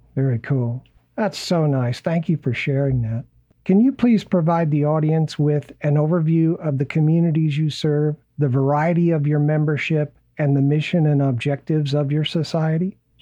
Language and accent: English; Illinois, United States; I grew up in Illinois